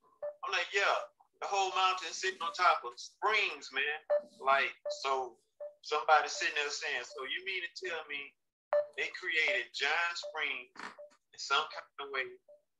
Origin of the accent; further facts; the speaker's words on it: Alabama, United States; moved away as an adult; little boy from Alabama